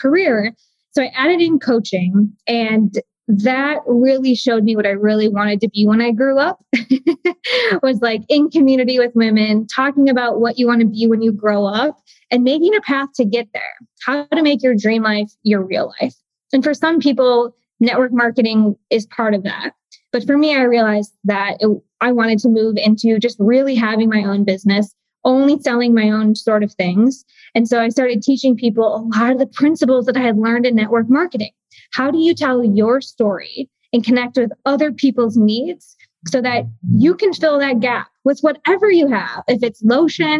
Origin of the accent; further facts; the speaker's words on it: Midwest, United States; I grew up in the Midwest